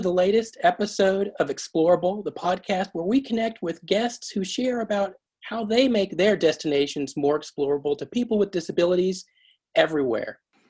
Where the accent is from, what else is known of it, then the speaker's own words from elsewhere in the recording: Anaheim, California, United States; I grew up in Anaheim, California, and was about 3 minutes from Disneyland and went to Walt Disney Elementary School.